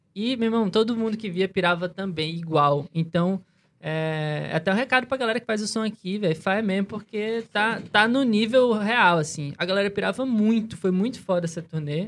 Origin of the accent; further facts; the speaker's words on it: Natal, Rio Grande do Norte, Brazil; A gente é de Natal